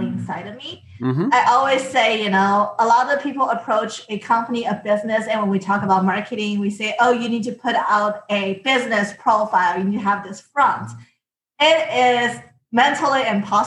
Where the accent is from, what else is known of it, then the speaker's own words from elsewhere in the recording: China; moved away as an adult; I came from China